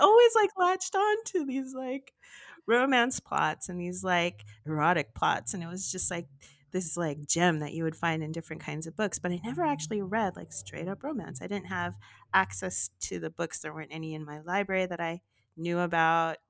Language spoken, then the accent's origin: English; Los Angeles, California, United States; it was a very different life from what i lived